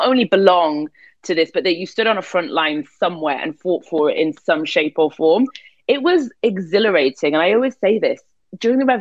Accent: Newcastle upon Tyne, North East England, United Kingdom; moved away as an adult; also born or lived in Cairo, Egypt; I was raised in Newcastle, so like the north of England, the last stop before you get to Scotland

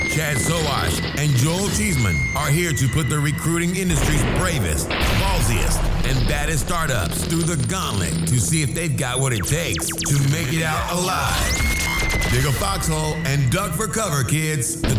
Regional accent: India; now in Singapore; So I grew up in India, she grew up in the Philippines, but she's American, I'm Singaporean.

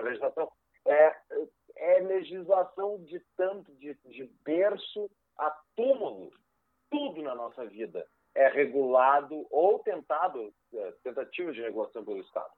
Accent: Porto Alegre, Rio Grande do Sul, Brazil; sou natural de Porto Alegre, cresci aqui nessa cidade

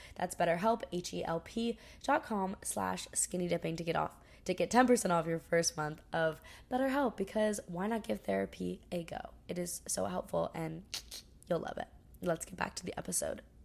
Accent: Maui, Hawaii, United States; I'm from Maui, Hawaii

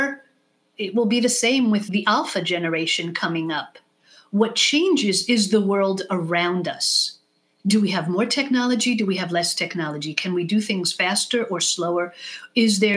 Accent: Israel; first language English; now in United States; moving to Israel when I was 6 years old

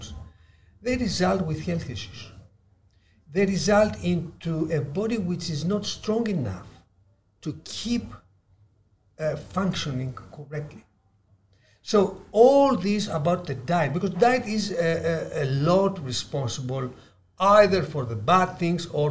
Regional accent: Ikaria, North Aegean, Greece; I am from the Blue Zone Greek island of Ikaria

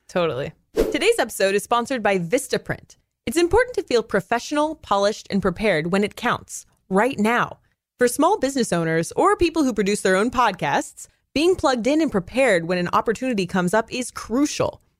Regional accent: Pacific Northwest, United States; moved away; I come from the Pacific Northwest, it rains fifty percent of the time there

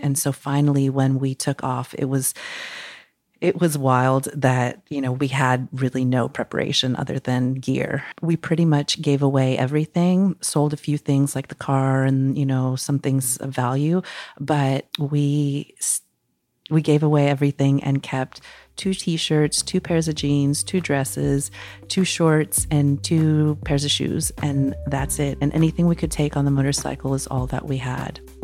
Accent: Mexico City, Mexico; now in Costa Rica; I'm originally from Mexico City

